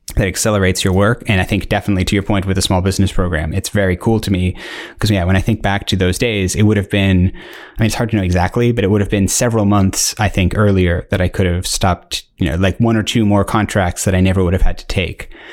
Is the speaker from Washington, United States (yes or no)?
no; Northern Virginia, United States; moved away as an adult; also born or lived in South Africa; now in United Kingdom; I was born in South Africa, uh, lived there till I was eleven, and then moved to the United States, uh, and, uh, specifically, like, the Northern Virginia area